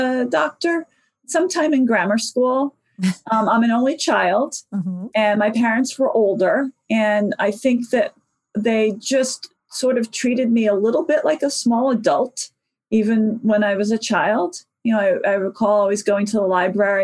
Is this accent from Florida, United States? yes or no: no; New York City, New York, United States; I actually spent the first 13 years of my life in the Bronx